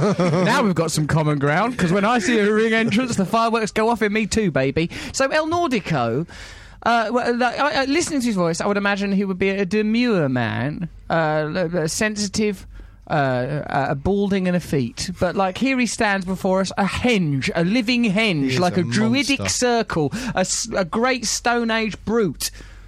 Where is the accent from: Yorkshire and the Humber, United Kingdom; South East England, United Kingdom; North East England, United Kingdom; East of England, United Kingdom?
South East England, United Kingdom; Dartford; I wish I'd known that when I was a little girl growing up in Dartford.